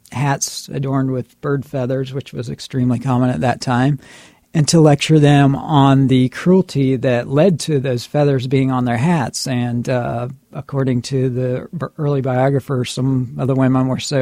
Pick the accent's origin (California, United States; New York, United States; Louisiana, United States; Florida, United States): Florida, United States; Brevard County; I have lived all my life in Florida. I grew up in Brevard County